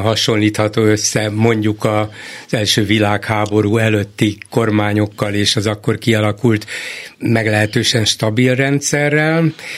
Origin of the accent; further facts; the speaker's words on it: Hungary; A magyar adott annak születtem, abban nevelkedtem